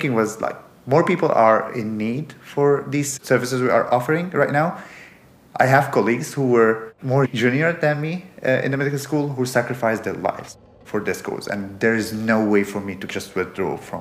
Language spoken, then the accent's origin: English; Damascus, Damascus Governorate, Syria; moved away as an adult; also born or lived in Aleppo, Syria; Originally, I'm from Damascus, but I moved to Aleppo to do my medical education.